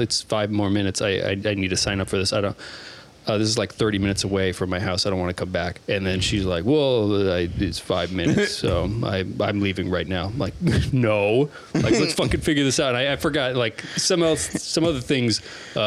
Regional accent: Omaha, Nebraska, United States; also born or lived in Blair, Nebraska; I was born in Omaha

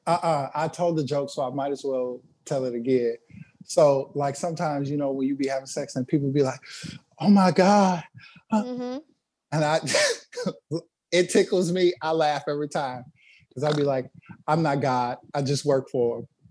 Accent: Inglewood, California, United States; I was from Inglewood.

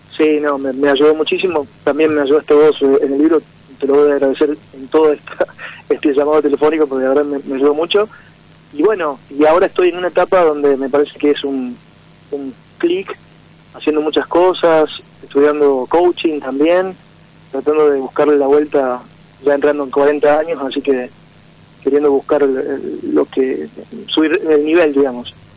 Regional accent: Morteros, Córdoba, Argentina; De Morteros, provincia de Córdoba.

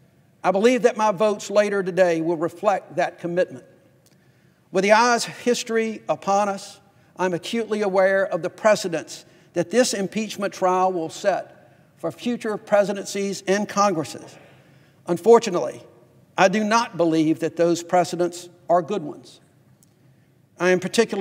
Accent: Fairfield, Alabama, United States; I grew up in Fairfield, Alabama

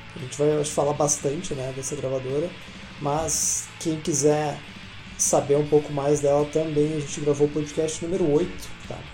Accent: Campo Bom, Rio Grande do Sul, Brazil; também sou da cidade de Campo Bom, Rio Grande do Sul, aqui do lixo de cidade

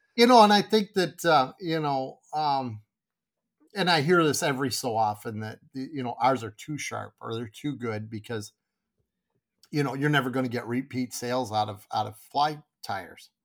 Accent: Grand Rapids, Michigan, United States; now in Kalamazoo, United States; I grew up in Grand Rapids, which was Southwest

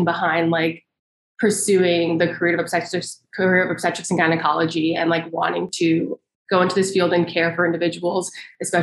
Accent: Michigan, United States; now in Indiana, United States; I am originally from Michigan

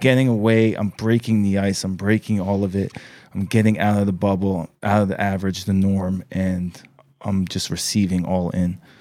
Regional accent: New York, United States; I was born in New York

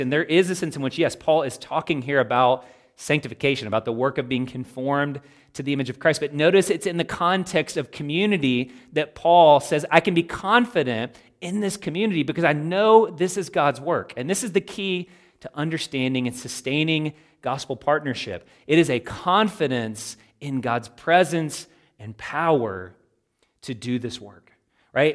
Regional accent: Louisville, Kentucky, United States; I am a Kentuckian. I was raised in Louisville, Kentucky

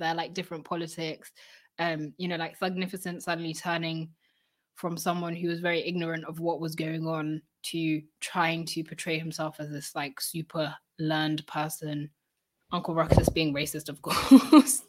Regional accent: United Kingdom; we're British

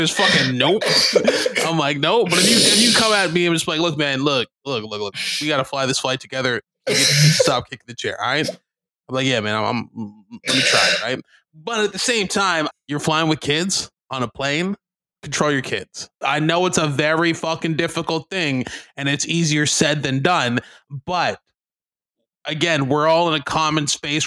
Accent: Canada; being Canadian

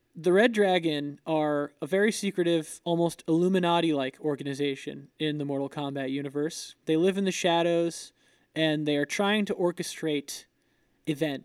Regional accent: Florida, United States; I'm from Florida

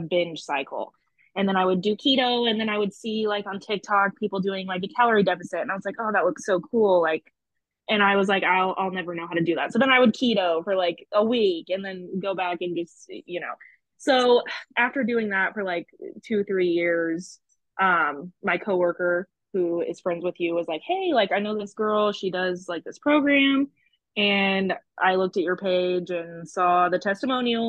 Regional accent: Sullivan, Indiana, United States; moved away as an adult; now in Evansville, United States; I'm from Sullivan, which is a super small country town. I've lived in Evansville for like 6 years

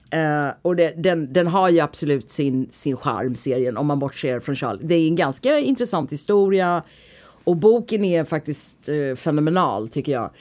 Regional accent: India; now in Sweden; Kanske också för att jag är från Indien.

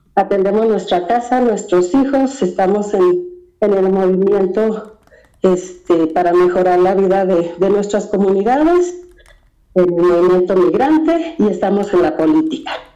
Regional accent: Mexico; now in United States; no nos ven ni como mexicanos de este lado, porque nos fuimos

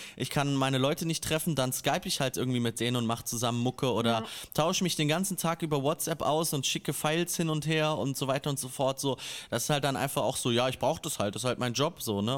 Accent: a small village in Hesse, Germany; mein kleines hessisches Dorf

